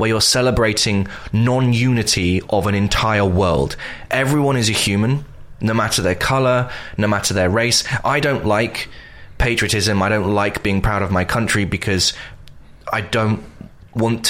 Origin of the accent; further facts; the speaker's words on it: United Kingdom; I'm very ashamed to be British